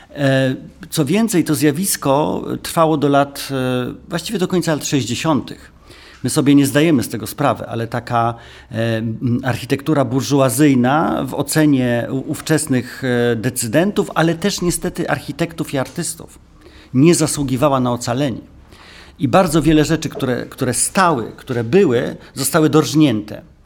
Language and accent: Polish; Warsaw, Masovian Voivodeship, Poland; Ja jestem z Warszawy